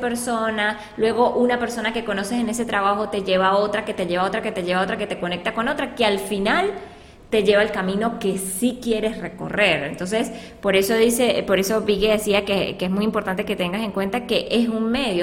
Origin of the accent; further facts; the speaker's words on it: Venezuela; now in Colombia; nosotros que somos pues venezolanas eh, de nacimiento